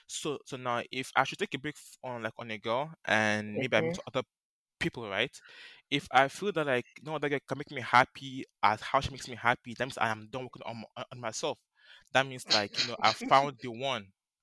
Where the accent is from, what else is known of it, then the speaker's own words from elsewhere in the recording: Ashanti, Ghana; I'm Ghanaian. I'm from Ashanti.